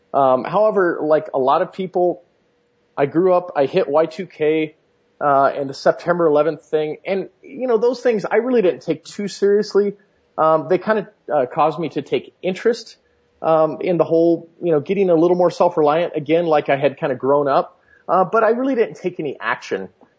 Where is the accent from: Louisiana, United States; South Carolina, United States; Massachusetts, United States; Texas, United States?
Louisiana, United States; I grew up in Louisiana. So as you know, there's no shortage of game there.